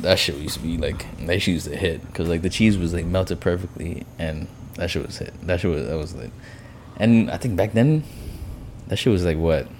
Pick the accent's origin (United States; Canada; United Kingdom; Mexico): United States; New York City, New York; moved away as an adult; also born or lived in Brooklyn, New York; now in Miami, United States; Second grade is when I moved to Queens.